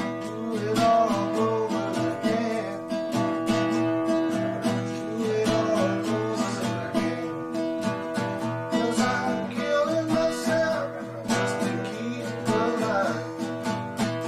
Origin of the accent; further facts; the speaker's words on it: East Los Angeles, California, United States; growing up in East